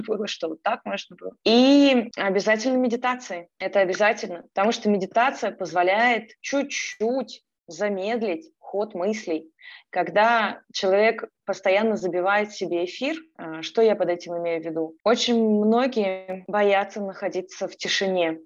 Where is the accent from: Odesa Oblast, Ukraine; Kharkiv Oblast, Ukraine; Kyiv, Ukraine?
Kyiv, Ukraine; moved away as an adult; now in Canada; Сама я из Киева, из Украины